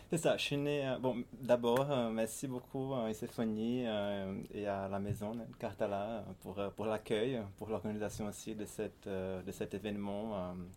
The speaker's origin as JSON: {"language": "French", "town": "Fortaleza", "region": "Ceará", "country": "Brazil", "tie": "born or raised there", "also_born_or_lived": "Paris, France", "second_language": "French", "moved": "as an adult", "said": "je suis né à Fortaleza, au Brésil, c'est au nord-est. n'est pas une ville très connue en, France, c'est l'une des grandes villes du nord-est brésilien et j'ai vécu là-bas euh, jusqu'à l'âge de, 20 ans"}